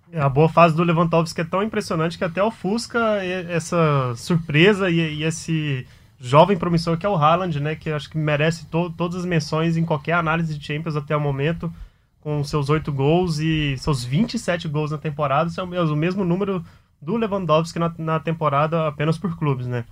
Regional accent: Goiás, Brazil; moved away; eu sou, sou goiano

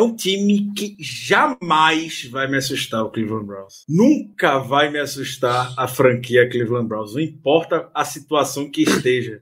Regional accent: Recife, Pernambuco, Brazil; minha terra, para Recife

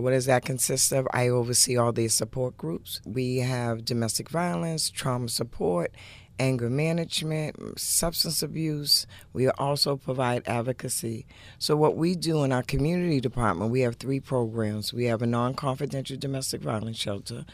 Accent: Boston, Massachusetts, United States; also born or lived in Dorchester; I've grown up from Dorchester to Roxbury, but pretty much the inner city

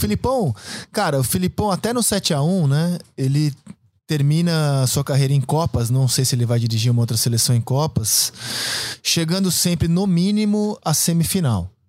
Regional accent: Brazil; Nascemos no Brasil, sou muito orgulhoso de nascer no Brasil

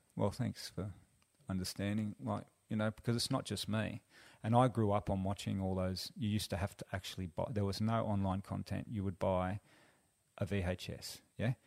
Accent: Sydney, New South Wales, Australia; also born or lived in Central Coast, New South Wales; now in Byron Shire, Australia; I grew up in Western Sydney

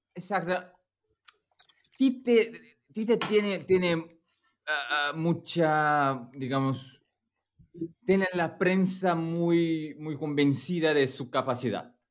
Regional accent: Brazil; Spanish is a second language

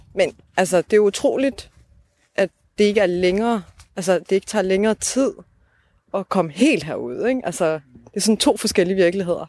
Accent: Odense, Southern Denmark, Denmark; altså vi er jo fra Odense

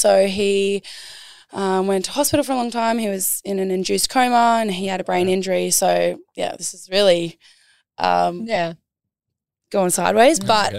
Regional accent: Cobargo, New South Wales, Australia; I grew up on the far south coast of New South Wales in a little town called Cobargo.

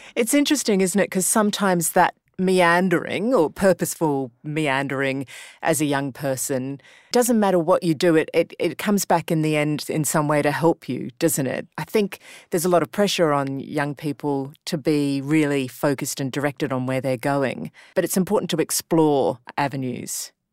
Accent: Brisbane, Queensland, Australia; being from Brisbane

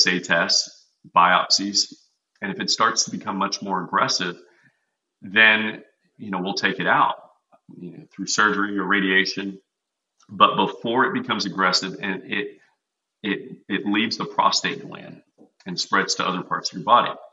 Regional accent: Texas, United States; I'm from Texas. I'm a meat and potatoes guy

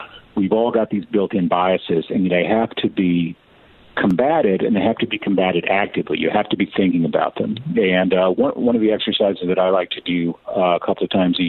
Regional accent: Lubbock, Texas, United States; I'm being from West Texas, but I come from Lubbock, which is a college town of about 250,000 people

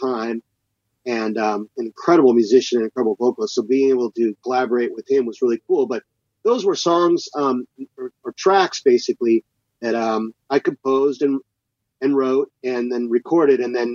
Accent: Seattle, Washington, United States; moved away as an adult; also born or lived in Texas; now in Los Angeles, United States; I basically spent from, you know, 2 years old till I was 26 living in Seattle. So, you know, it was all my formative years and all my schooling years are all spent there

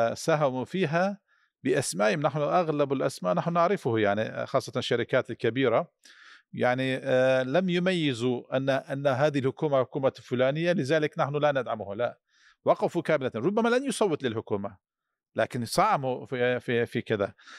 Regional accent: Turkey; كمواطن تركي

